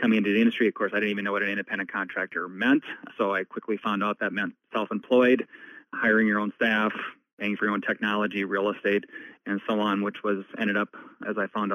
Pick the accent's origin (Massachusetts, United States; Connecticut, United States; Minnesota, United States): Minnesota, United States; Ashby; also born or lived in Bemidji, Minnesota; My hometown is a small farming community. It's called Ashby, about 2.5 hours west of Minneapolis. I grew up there